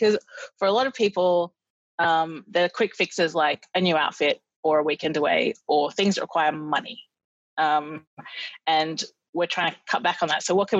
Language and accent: English; Australia; as an Australian, it's sort of hard to appreciate the incredible summers we have